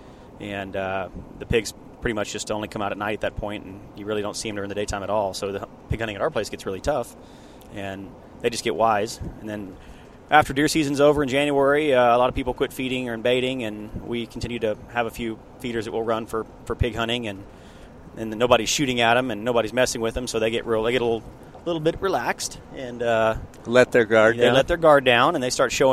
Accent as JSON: {"language": "English", "region": "Texas", "country": "United States", "said": "there's just something fun about being a Texan"}